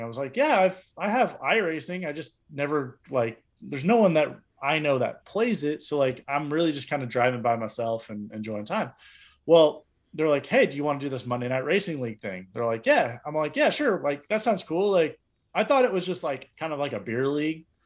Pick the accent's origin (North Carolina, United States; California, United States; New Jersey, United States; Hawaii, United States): California, United States; near Los Angeles; moved away as an adult; also born or lived in Eugene, Oregon; living in downtown L A for four years, twenty-five, thirty minutes from my hometown